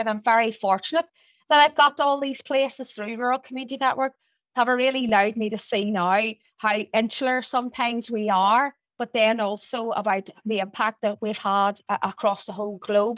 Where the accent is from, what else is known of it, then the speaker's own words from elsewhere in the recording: Portadown, Northern Ireland, United Kingdom; I was born and reared in Portadown